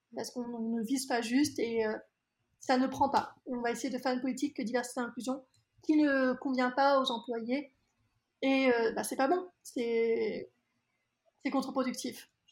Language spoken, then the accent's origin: French; France; je suis née en France, que je suis française